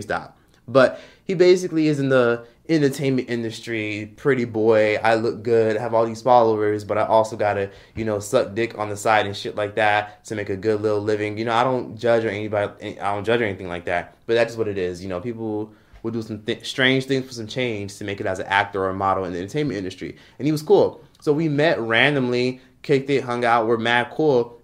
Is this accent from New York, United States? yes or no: no; Miami, Florida, United States; moved away as an adult; now in Los Angeles, United States; I'm from Miami, Florida, grew up in Miami